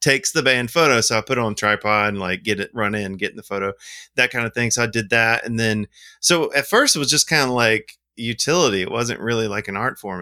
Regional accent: Montgomery, Alabama, United States; I'm from Montgomery, Alabama, and I own a film lab called Indie Film Lab

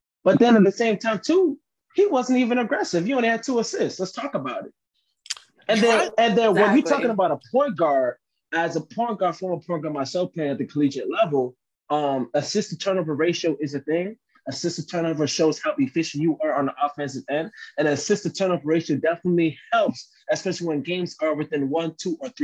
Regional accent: Miami, Florida, United States; I'm from the 305 to the day I die.

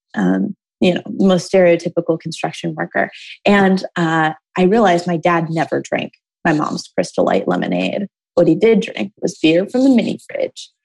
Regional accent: Toledo, Ohio, United States; I grew up in Toledo, Ohio

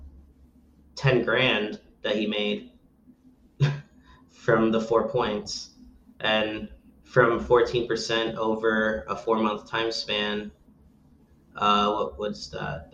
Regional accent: Belleville, New Jersey, United States; that was my hometown. I lived there my whole life

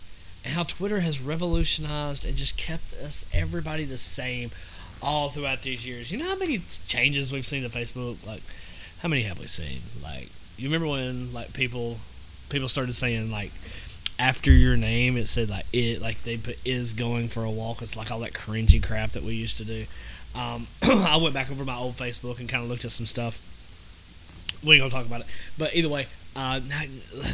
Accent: the South, United States; I'm from the South

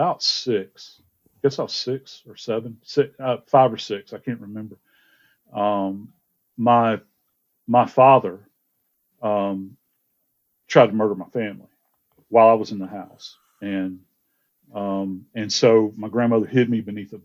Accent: Georgia, United States; also born or lived in Louisiana; I actually wound up growing up in Georgia.

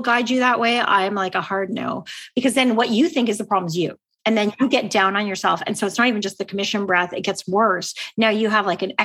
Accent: Canada; I'm Canadian

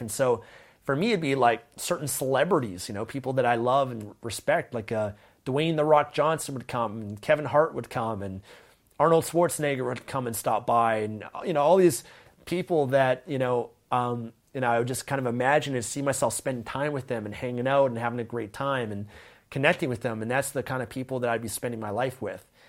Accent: Vancouver, British Columbia, Canada; I grew up in Vancouver, Canada

